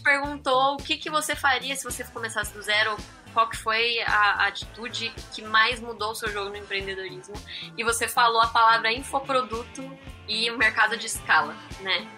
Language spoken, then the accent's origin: Portuguese; interior of Campinas, São Paulo, Brazil; moved away as an adult; acabei mudando pra lá, porque eu sou do interior de Campinas